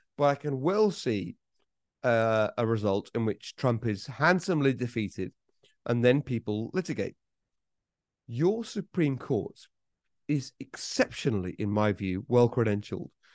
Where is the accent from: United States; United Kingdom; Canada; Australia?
United Kingdom; I'm British